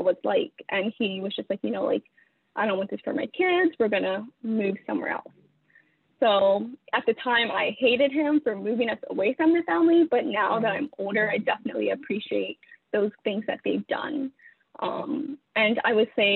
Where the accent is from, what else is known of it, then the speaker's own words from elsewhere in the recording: Stockton, California, United States; moved away as an adult; also born or lived in Fairfield, California; now in New York City, United States; I was born in Fairfield, California. And my dad moved us to Stockton when I was like, I think going into the third grade